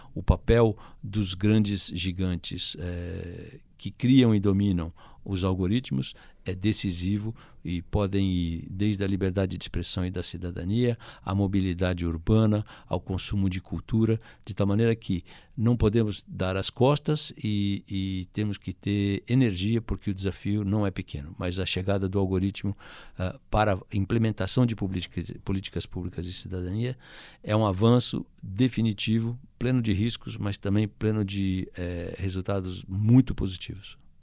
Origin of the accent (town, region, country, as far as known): Brazil